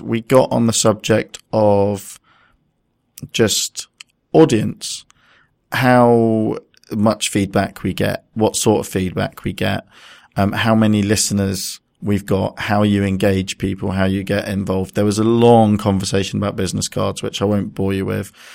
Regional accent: United Kingdom; we're mostly British

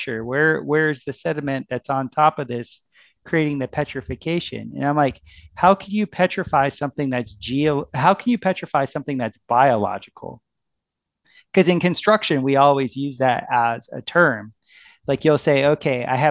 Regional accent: South Florida, United States; I grew up in South Florida

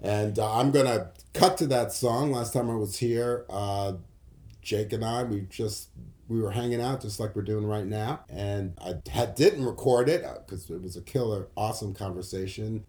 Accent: New York City, New York, United States; I grew up in New York City

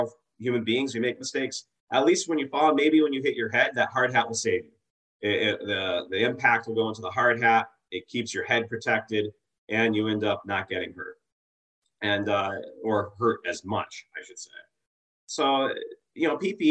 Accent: Massachusetts, United States; I grew up in Massachusetts

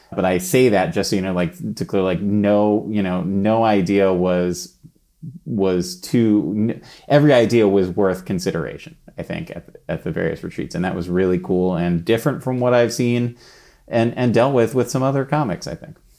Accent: New York City, New York, United States; I grew up in New York City

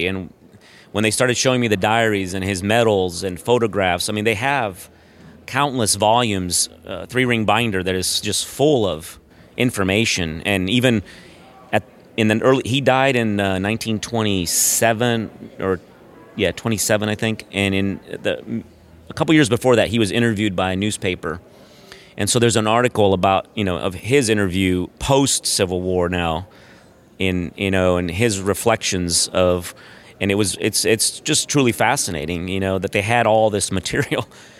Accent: Brazil; I grew up I'm originally from Brazil, South America, and I went to an American high school in Brazil

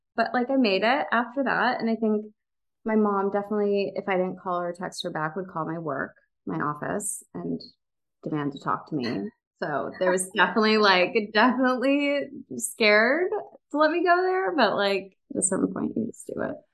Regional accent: Chicago, Illinois, United States; moved away as an adult; also born or lived in New York; now in Los Angeles, United States; I'm from the western suburbs of Chicago

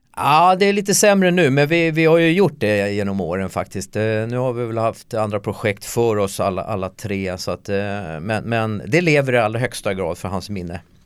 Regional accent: Solna, Stockholm County, Sweden; jag är ju uppväxt i Solna

